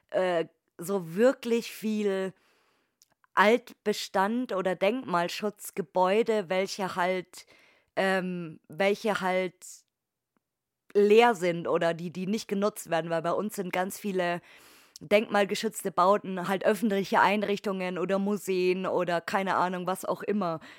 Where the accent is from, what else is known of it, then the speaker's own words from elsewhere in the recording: Bavaria, Germany; Also es, es gab bei uns in Oberfranken jetzt, also in Bayern jetzt nicht so, aber in Oberfranken gab es auch einige